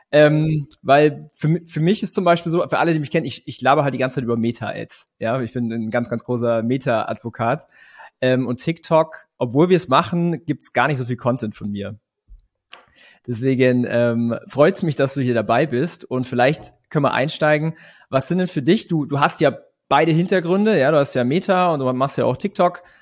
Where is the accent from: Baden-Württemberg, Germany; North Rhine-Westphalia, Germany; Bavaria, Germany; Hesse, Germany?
Baden-Württemberg, Germany; Langenau; wir kommen beide aus der Ulmer Gegend